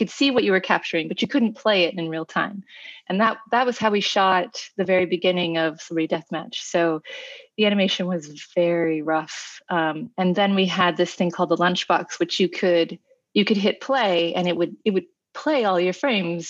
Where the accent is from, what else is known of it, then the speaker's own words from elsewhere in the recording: Kansas City, United States; moved away as an adult; also born or lived in New York; I grew up in Kansas City, and I went to college at NYU Film School